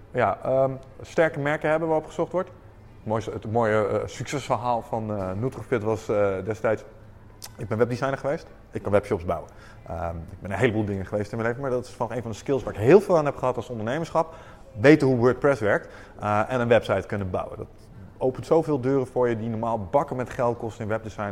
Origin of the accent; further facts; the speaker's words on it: Netherlands; wij zijn Nederlanders